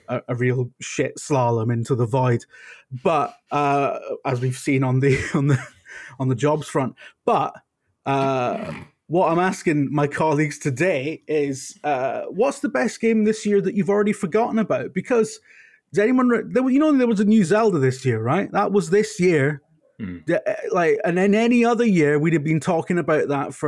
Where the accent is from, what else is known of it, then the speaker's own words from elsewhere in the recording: United Kingdom; I'm British